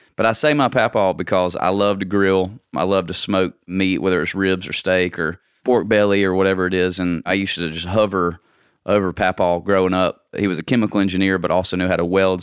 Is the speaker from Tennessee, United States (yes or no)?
yes; Nashville, Tennessee, United States; also born or lived in Valdosta, Georgia / San Antonio, Texas; we moved to Nashville when I was two and a half years old. But growing up in Nashville